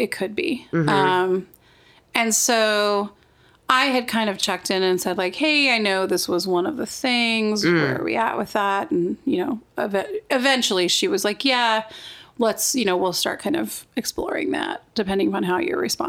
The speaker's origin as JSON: {"language": "English", "region": "Wyoming", "country": "United States", "tie": "born or raised there", "said": "I grew up in Wyoming."}